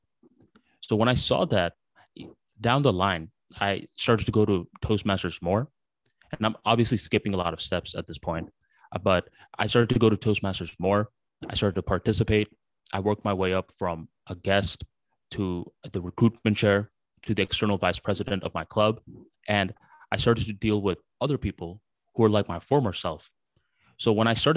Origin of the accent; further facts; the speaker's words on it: United States; English is a second language; also born or lived in Bangladesh; around 5 years old when I came to the United States of America